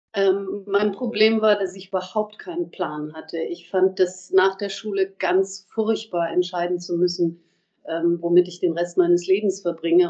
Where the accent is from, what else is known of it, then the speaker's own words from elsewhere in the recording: Erlangen, Bavaria, Germany; moved away as an adult; also born or lived in Munich; now in Mainz, Germany; das ist einfach meine Heimat